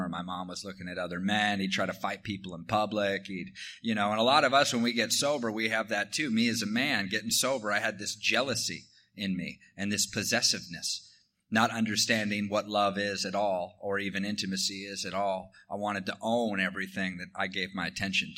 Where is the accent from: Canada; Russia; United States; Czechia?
United States; Washington; I grew up in Washington State in an alcoholic household